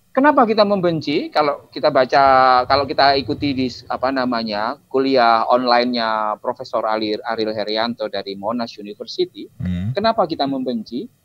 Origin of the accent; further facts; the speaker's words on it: Java, Indonesia; Uh, aku Jawa. Ketika aku misalkan aku Jawa Islam